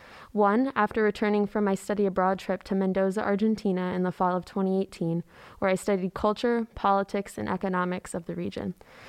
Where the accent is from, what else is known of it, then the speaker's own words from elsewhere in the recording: Sarasota, Florida, United States; I'm a senior from Sarasota, Florida.